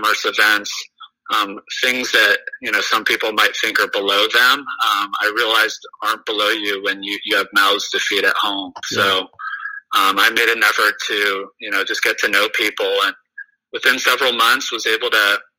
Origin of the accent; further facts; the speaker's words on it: Southern California, United States; So I grew up in Southern California, went to medical school at UC Irvine